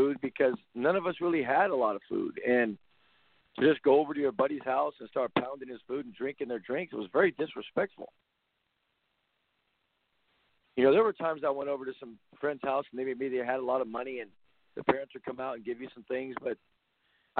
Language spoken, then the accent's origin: English; Compton, California, United States; I grew up in the Compton area